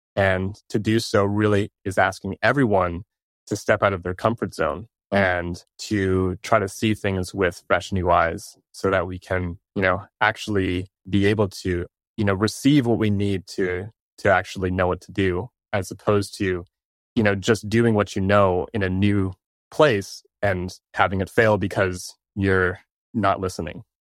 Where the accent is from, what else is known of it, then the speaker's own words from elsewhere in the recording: Toronto, Ontario, Canada; I'm from Toronto